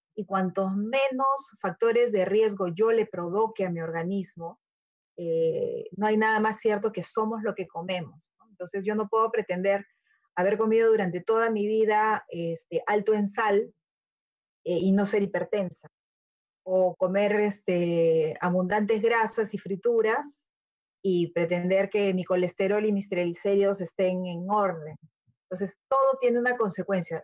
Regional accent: Peru; tenemos como peruanos eh, la, gran dicha de tener fuentes de alimentación

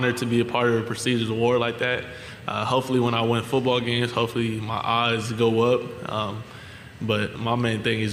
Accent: California, United States; moved away as an adult; now in Louisiana, United States; I'm from California, I'm from the West Coast

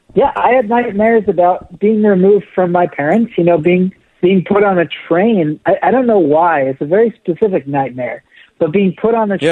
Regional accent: Golden, Colorado, United States; also born or lived in Denver, Colorado; I grew up in Denver, Colorado, I grew up in Golden

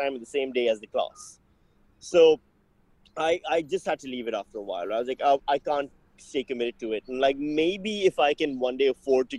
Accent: Pakistan; when I was growing up in Pakistan

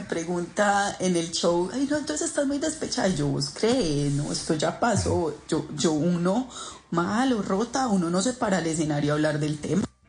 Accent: Paisa, Antioquia, Colombia; also born or lived in Argentina; como buena paisa

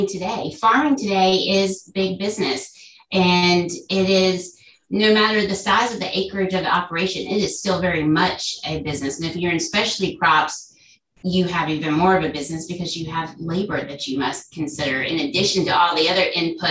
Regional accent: Cary, North Carolina, United States; I was born and raised in Cary, North Carolina

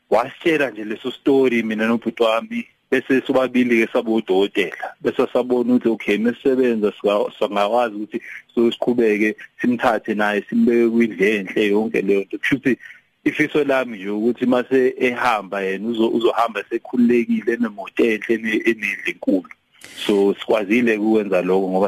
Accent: Port Shepstone, KwaZulu-Natal, South Africa; moved away as an adult; also born or lived in Durban / Cape Town / Johannesburg; ecelima kuleyo ndawo eduze kweShepstein mm. so lapho ke sakhula ngafunda eShepstein

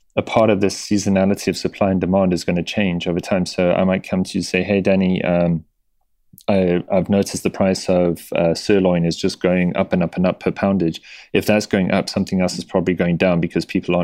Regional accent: South Africa; moved away; my parents, I remember with them growing up in South Africa

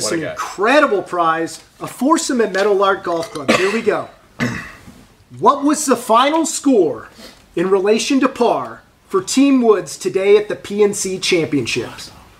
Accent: Mission Viejo, California, United States; I grew up in Mission Viejo, California.

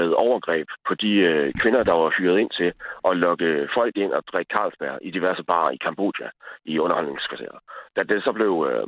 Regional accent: Sæby, North Denmark Region, Denmark; i Sæby, hvor jeg er fra.

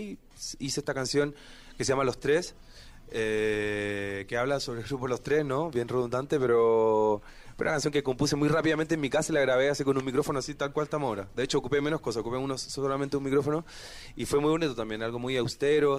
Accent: Chile; mi tierra

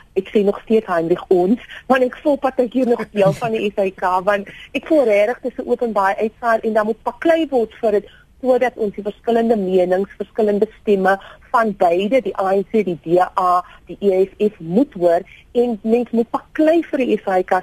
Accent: South Africa; ek is 'n joernalis, maar ek is ook 'n Suid-Afrikaner

